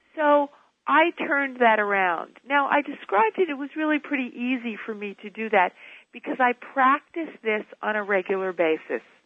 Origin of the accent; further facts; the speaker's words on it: New York City, New York, United States; I was born and raised in New York